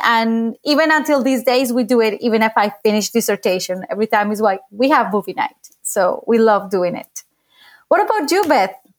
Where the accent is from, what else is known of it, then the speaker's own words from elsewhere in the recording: Bogotá, Colombia; moved away as an adult; now in United States; I am from Bogota, Colombia